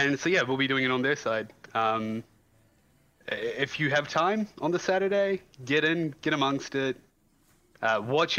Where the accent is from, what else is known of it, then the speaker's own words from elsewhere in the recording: New Zealand; also born or lived in Iran; I am a Kiwi